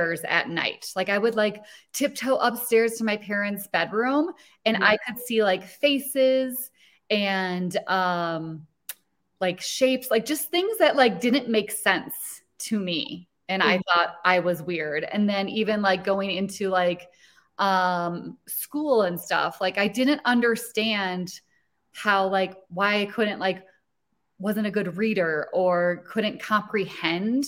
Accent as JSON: {"language": "English", "town": "Rochester", "region": "Minnesota", "country": "United States", "tie": "born or raised there", "said": "I grew up in a small town in Minnesota"}